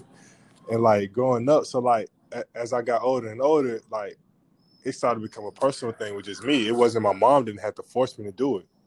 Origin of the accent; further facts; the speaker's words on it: Atlanta, Georgia, United States; I'm from Atlanta.